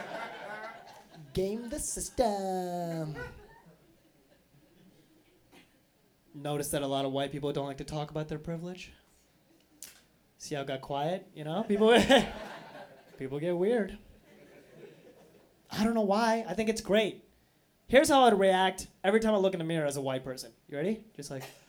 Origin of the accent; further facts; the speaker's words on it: Boise, Idaho, United States; now in Portland, United States; Because yes, I'm Indian. But I grew up in Boise, Idaho. I live in Portland